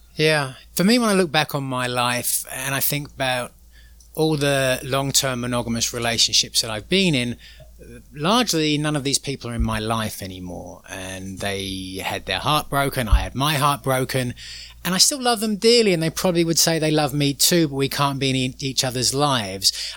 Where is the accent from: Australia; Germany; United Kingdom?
United Kingdom; England; moved away; growing up in England, very sort of middle class